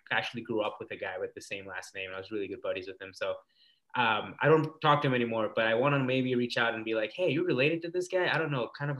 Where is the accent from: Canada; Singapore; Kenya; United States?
Kenya; I am an Indian guy from Kenya.